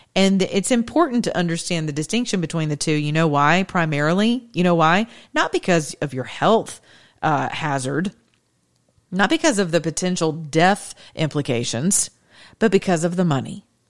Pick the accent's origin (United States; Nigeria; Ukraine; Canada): United States; the South; I'm from the South